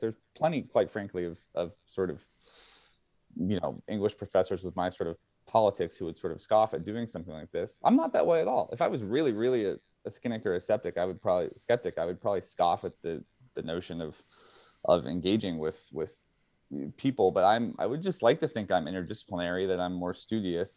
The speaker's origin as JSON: {"language": "English", "country": "United States", "said": "I'm speaking primarily as an American"}